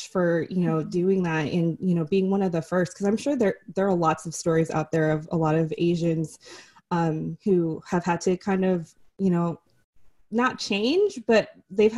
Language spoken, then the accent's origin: English; United States; I grew up here. I was born here in the US